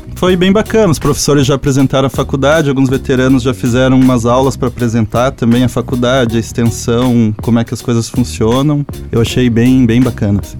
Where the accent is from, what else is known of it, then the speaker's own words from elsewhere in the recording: Curitiba, Paraná, Brazil; moved away as an adult; now in Joinville, Brazil; eu sou de Curitiba, não sou daqui.